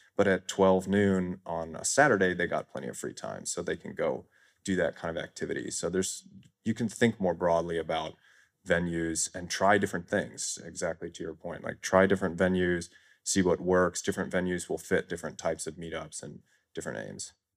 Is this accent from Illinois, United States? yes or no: yes; Chicago, Illinois, United States; moved away as an adult; now in Thailand; I live in Thailand full-time. I moved there in twenty nineteen, but I'm born and raised in Chicago.